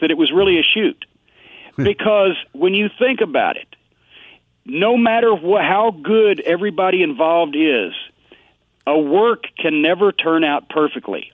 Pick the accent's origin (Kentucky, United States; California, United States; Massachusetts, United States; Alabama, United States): Kentucky, United States; Louisville; here in Louisville, my hometown